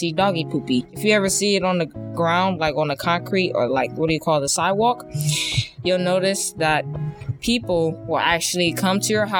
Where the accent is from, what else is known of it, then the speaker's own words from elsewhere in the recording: Cleveland, Ohio, United States; now in South Euclid, United States; I was born in Cleveland, but now I live in South Euclid